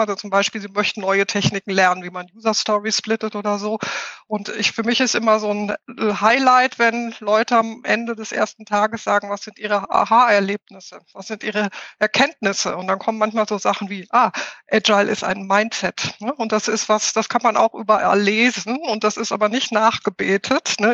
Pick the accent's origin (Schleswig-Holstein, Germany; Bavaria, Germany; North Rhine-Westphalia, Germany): North Rhine-Westphalia, Germany; Ruhr area; moved away as an adult; also born or lived in Hamburg; now in near Munich, Germany; ich bin im Ruhrpott aufgewachsen. Das ist auch das, glaube ich, was meine Aussprache am meisten prägt